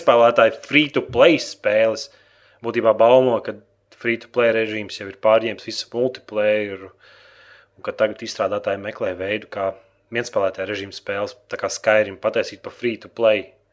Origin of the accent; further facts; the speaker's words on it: Latvia; Mums bērnībā Latvijā rādīja Transformers.